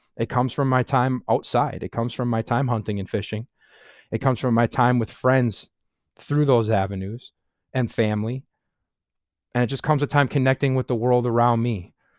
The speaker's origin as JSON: {"language": "English", "town": "Sheboygan Falls", "region": "Wisconsin", "country": "United States", "tie": "born or raised there", "said": "I live in Sheboygan Falls, Wisconsin. I was born and raised in Wisconsin. I've lived in Sheboygan Falls almost my entire life"}